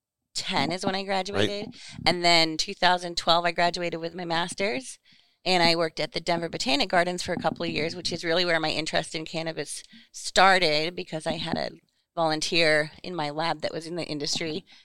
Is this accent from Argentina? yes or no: no; Western Australia, Australia; born there; I was born in Western Australia.